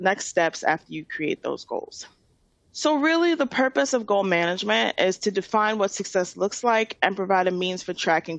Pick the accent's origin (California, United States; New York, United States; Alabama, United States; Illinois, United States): New York, United States; New York City; I'm from Queens, and I'm a born and raised New Yorker.